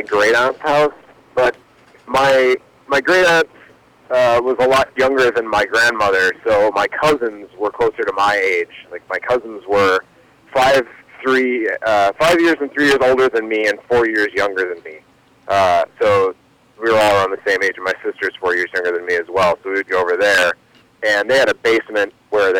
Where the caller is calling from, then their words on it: Milwaukee, Wisconsin, United States; I'm calling from Milwaukee